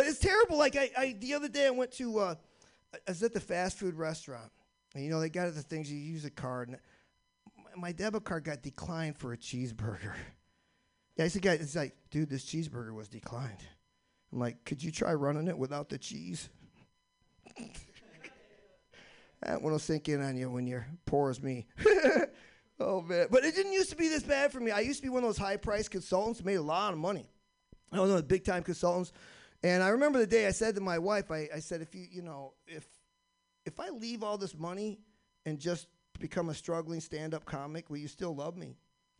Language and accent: English; Michigan, United States; When I was growing up in Michigan, we demarked our year by 2 seasons, 9 months of snow and 3 months of risky ice fishing.